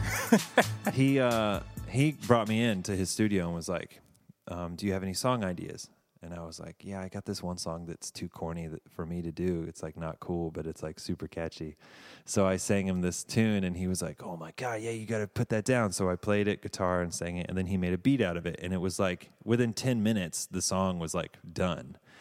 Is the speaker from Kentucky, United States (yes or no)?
no; Davidson, North Carolina, United States; moved away as an adult; also born or lived in Savannah, Georgia / California / New York; I'm from a town called Davidson